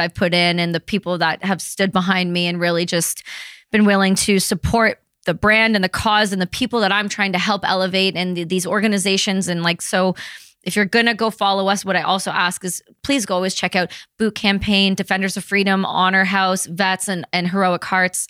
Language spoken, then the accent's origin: English; Canada; we're Canadian